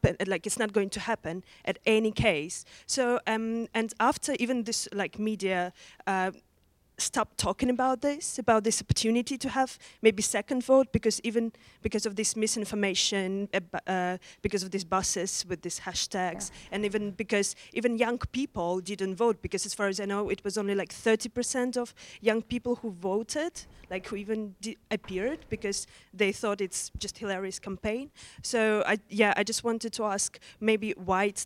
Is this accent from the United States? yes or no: no; Russia; English is a second language; now in Oxford, United Kingdom; originally I'm from Russia.